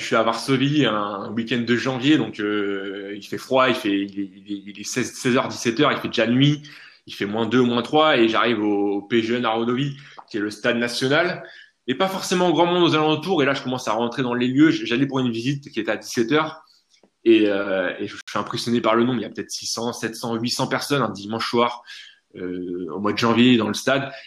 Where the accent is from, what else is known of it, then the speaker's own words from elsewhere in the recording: France; en tant que bon français